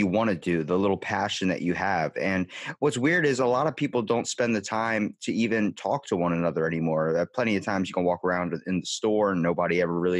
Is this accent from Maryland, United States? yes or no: yes; Maryland, United States; I'm from Maryland, East Coast, close to Baltimore in the States